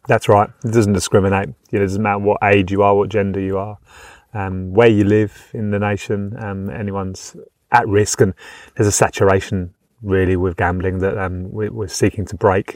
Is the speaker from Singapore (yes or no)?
no; United Kingdom; now in Australia; being from the UK, as you can probably tell by my accent